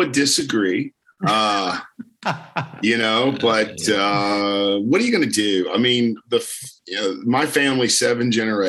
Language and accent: English; Beaumont, Texas, United States; now in Austin, United States; I had a very different upbringing than some of my fellow Texans that I grew up with down in Beaumont, you know, which is on the Texas-Louisiana border.